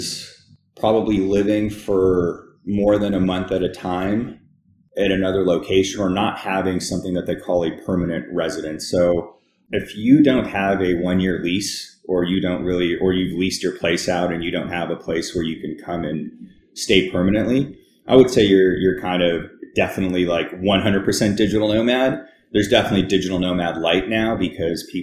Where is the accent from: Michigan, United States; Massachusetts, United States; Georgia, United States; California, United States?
California, United States; Los Angeles; also born or lived in Kyiv, Ukraine / Bay Area / Moscow, Russia; Moved to the U.S. in Los Angeles when I was very young